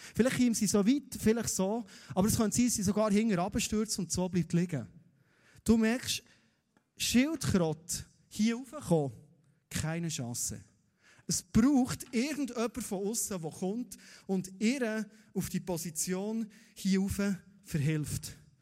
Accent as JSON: {"language": "German", "town": "Thun", "region": "Bern", "country": "Switzerland", "said": "als Thuner"}